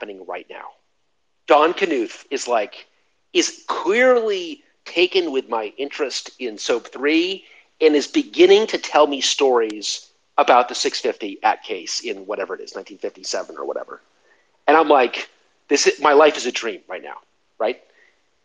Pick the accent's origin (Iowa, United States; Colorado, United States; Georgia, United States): Colorado, United States; Denver; I'm from Denver